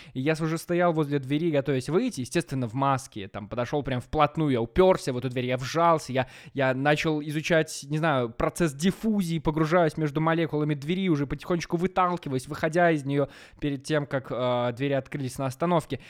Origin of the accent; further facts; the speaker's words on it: Maladzyechna, Minsk Region, Belarus; now in Minsk, Belarus; я волею судьбы оказался дома, в родном городе, в Молодечно